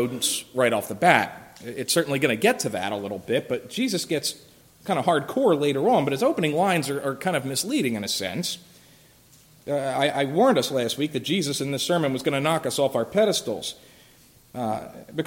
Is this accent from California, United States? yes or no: no; Philadelphia, Pennsylvania, United States; moved away; I'm from Philadelphia originally